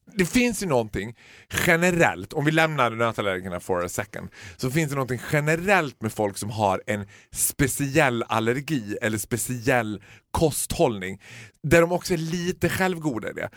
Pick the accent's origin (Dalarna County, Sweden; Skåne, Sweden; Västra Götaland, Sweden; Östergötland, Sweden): Dalarna County, Sweden; Borlänge; Vi är födda och uppvuxna i Borlänge